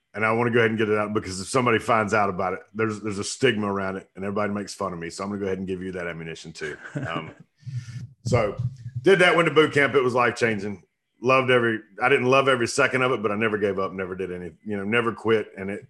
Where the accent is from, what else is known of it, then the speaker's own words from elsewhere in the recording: Clover, South Carolina, United States; But from, this was in Clover, South Carolina. So small town, nothing to do. We're about 3.5 hours from Parris Island in upstate, just south of Charlotte.